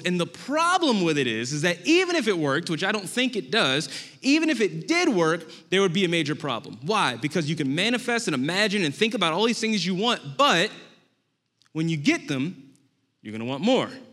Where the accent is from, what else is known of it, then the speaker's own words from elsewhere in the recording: New Orleans, Louisiana, United States; moved away; I am from New Orleans, Louisiana originally